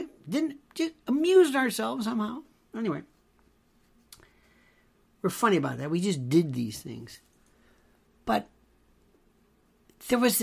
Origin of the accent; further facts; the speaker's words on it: Tampa, Florida, United States; I grew up in Florida. Not Florida. Florida. That's redneck, hot, West Coast, Tampa. Not Tampa Bay, Tampa, Hillsborough County.